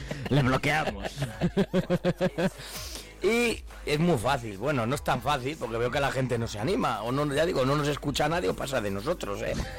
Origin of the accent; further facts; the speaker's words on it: Castile and León, Spain; nosotros somos del norte